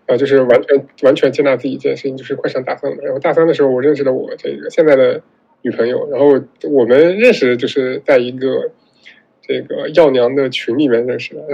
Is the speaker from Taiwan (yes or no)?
no; Northwest China, China; also born or lived in Xinjiang / Gansu; 因为我是西北人嘛，然后西北这边